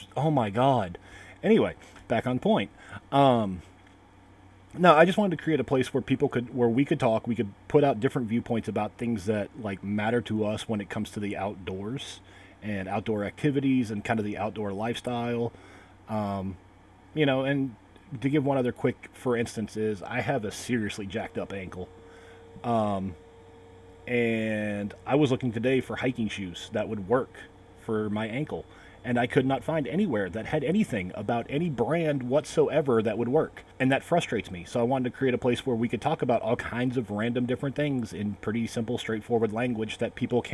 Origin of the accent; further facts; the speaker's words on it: North Carolina, United States; also born or lived in Salem, Massachusetts; my family moved here when I was 5